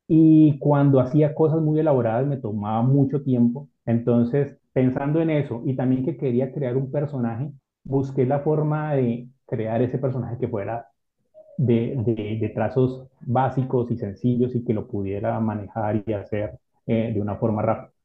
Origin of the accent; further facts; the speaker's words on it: Cali, Valle del Cauca, Colombia; also born or lived in Ibagué / Buga; yo soy de aquí de, Colombia, nací en una ciudad que se llama Ibagué y desde pequeño, pues nunca viví en Ibagué, me fui a vivir a, otra ciudad que se llama